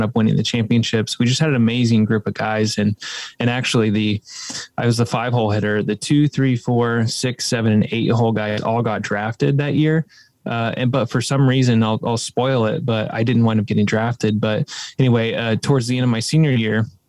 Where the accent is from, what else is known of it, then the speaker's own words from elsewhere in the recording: Midwest, United States; growing up in the Midwest, you know, we're in the Bible Belt